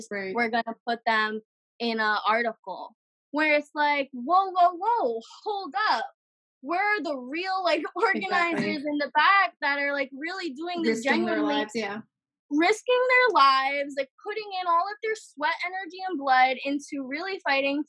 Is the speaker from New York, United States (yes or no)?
yes; New York City, New York, United States; also born or lived in Lebanon; born and raised in New York City